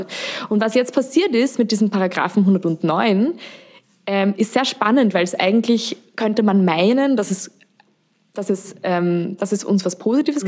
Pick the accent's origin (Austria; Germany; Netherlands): Austria; Wie man hört, bin ich aus Österreich.